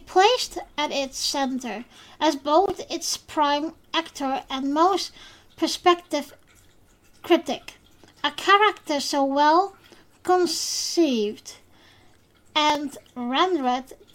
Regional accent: Netherlands; first language Dutch; English is a second language; I am from the Netherlands, officially. So, English is not my first language.

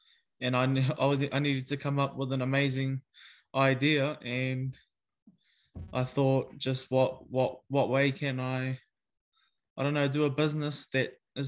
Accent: Tokoroa, Waikato, New Zealand; also born or lived in Hauraki; So I grew up in Tokoroa, and I went to Parikura for 11 years at Te Kaukauroa Pātitiri

